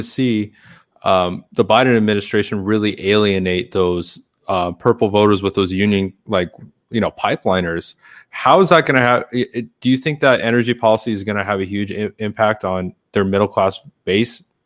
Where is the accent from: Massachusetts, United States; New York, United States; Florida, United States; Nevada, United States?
Nevada, United States; Las Vegas; My hometown of Nevada, Las Vegas